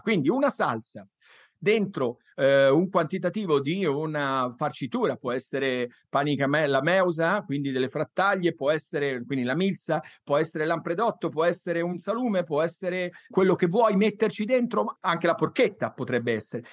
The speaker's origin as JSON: {"language": "Italian", "region": "Tuscany", "country": "Italy", "said": "io sono toscano"}